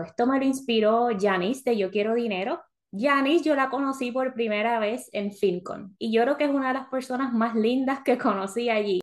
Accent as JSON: {"language": "Spanish", "country": "Puerto Rico", "also_born_or_lived": "South Florida", "moved": "as an adult", "lives_now": "Florida, United States", "said": "Cuando yo me mudé de Puerto Rico a Florida"}